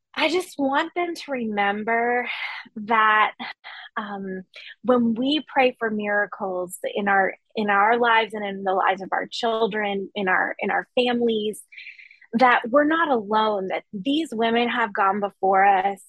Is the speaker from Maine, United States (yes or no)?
yes; Maine, United States; now in Memphis, United States; So I grew up in Maine and I grew up in a really small town in a small community